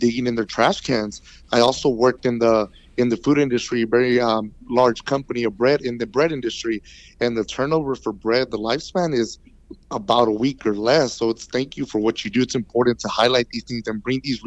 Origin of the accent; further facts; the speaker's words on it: Pasadena, United States; also born or lived in Aldine; I grew up in Pasadena and in Alden, both my majority-minority communities